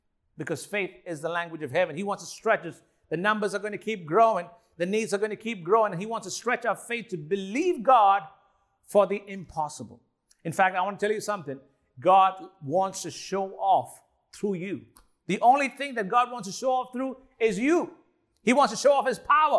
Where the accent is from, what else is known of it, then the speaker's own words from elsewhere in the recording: India; I'm Indian